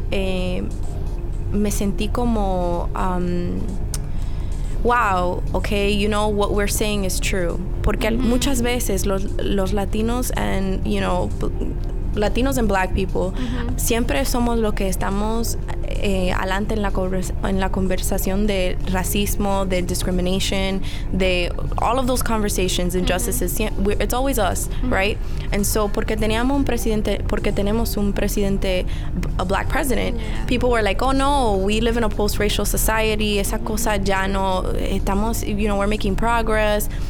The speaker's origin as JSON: {"language": "Spanish", "country": "Dominican Republic", "lives_now": "Washington Heights, United States", "said": "Washington Heights, que es una comunidad que es la mayoría somos dominicanos que vivimos ahí"}